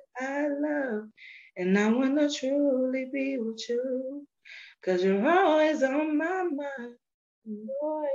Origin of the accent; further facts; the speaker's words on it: Statesboro, Georgia, United States; I'm from Statesboro, Georgia